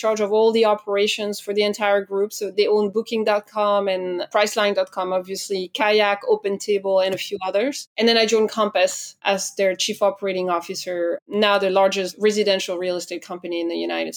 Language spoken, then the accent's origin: English; France; accent: French; English is a second language; I'm French, as I'm sure you've already heard, thanks to my accent